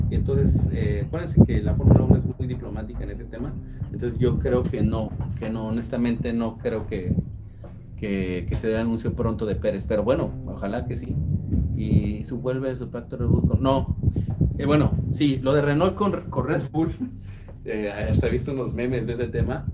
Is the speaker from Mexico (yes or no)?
yes; Atizapán de Zaragoza, State of Mexico, Mexico; now in Dominican Republic; Vivo en República Dominicana, pero estoy, pero soy eh, atizapense, si se puede decir.